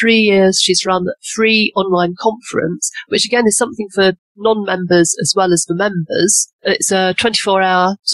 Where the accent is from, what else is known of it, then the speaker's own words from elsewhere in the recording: England, United Kingdom; I'm obviously English and based in a little village in the Cotswolds